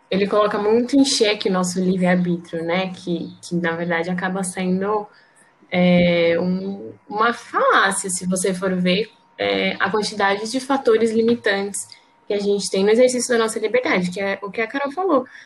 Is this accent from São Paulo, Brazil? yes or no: yes; Osasco, São Paulo, Brazil; Eu sou advogada, sou de Osasco, em São Paulo